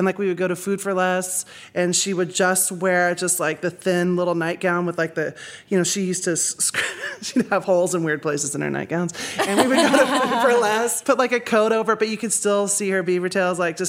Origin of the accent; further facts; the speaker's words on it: Manhattan, Kansas, United States; I'm from Manhattan, Kansas, and the Little Apple.